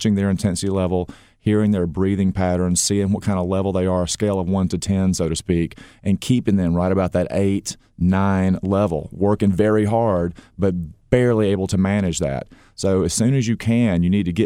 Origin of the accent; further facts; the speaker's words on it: Gainesville, Georgia, United States; Born and raised, Gainesville, Georgia